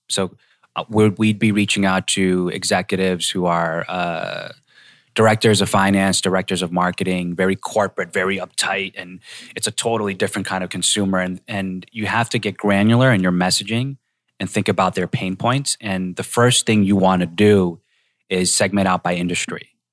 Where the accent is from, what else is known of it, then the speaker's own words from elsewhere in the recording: Boston, Massachusetts, United States; where I grew up in Boston.